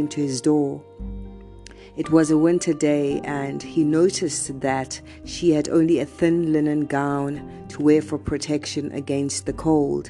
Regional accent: South Africa; I am from South Africa

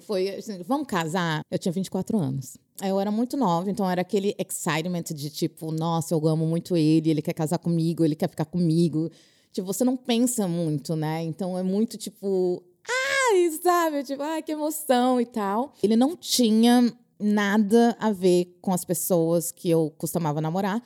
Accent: Brazil; moved away; eu sou brasileira

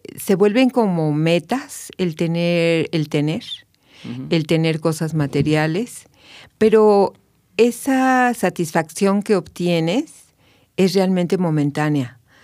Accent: Mexico City, Mexico; moved away as an adult; now in Querétaro, Mexico; yo soy de la Ciudad de México, nací en la Ciudad de México, pero hace ya 22 años que llegué a Querétaro

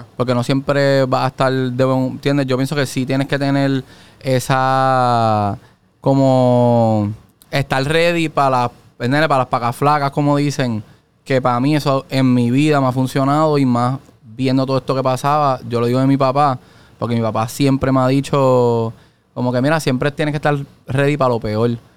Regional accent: Ponce, Puerto Rico; also born or lived in Mayagüez; yo soy de Ponce

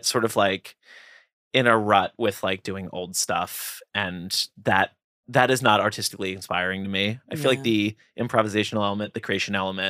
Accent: Philadelphia, Pennsylvania, United States; I'm from Philly, so I'm a huge Phillies fan.

